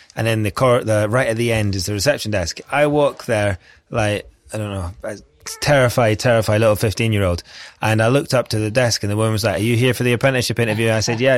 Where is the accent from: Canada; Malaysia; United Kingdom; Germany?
United Kingdom; Scotland; I'm Scottish